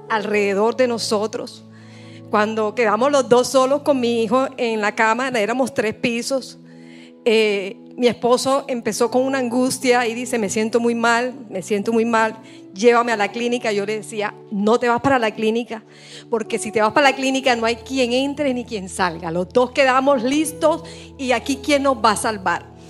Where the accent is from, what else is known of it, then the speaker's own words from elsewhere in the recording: Barranquilla, Atlántico, Colombia; vengo de Barranquilla